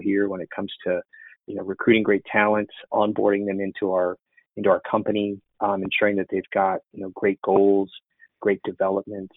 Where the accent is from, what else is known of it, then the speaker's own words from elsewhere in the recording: Illinois, United States; moved away as an adult; also born or lived in Chicago, Illinois; now in Austin, United States; I'm originally from Illinois. I grew up on the Mississippi River on the border of Iowa